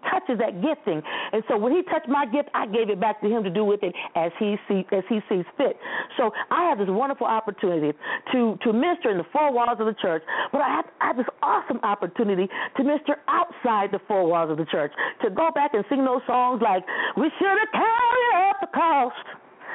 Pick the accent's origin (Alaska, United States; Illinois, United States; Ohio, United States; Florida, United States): Ohio, United States; Toledo; I grew up in Toledo